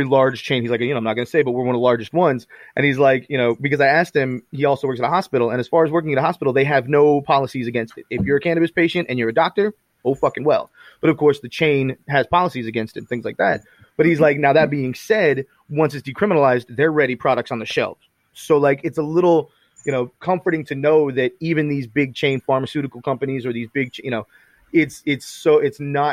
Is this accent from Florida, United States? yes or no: yes; Florida, United States; I'm from Florida, so I remember I got fucking swamp people family members